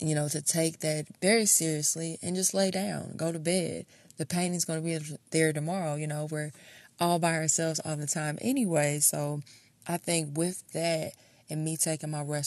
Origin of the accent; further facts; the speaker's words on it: Kansas City, Missouri, United States; I'm from Kansas City, Missouri.